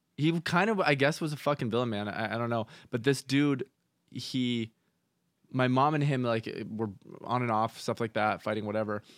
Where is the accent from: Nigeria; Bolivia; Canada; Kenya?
Canada; I grew up in Canada